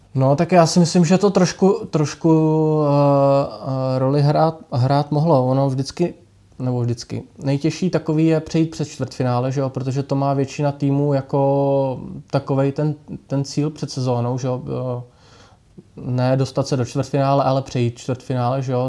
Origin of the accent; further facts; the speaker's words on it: Pardubice, Pardubice Region, Czechia; hodně kluků, co jsme byli tady z Pardubic